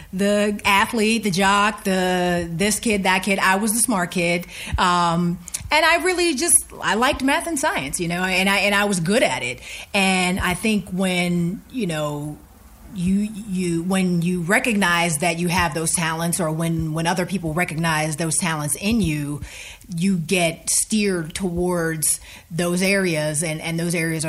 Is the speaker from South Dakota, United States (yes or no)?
no; Rankin, Pennsylvania, United States; moved away as an adult; I'm from a small borough right outside of the city of Pittsburgh called Rankin, Pennsylvania